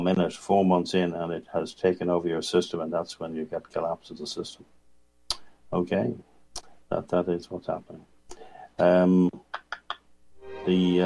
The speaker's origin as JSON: {"language": "English", "country": "Ireland", "moved": "yes", "said": "I say as an Irish person"}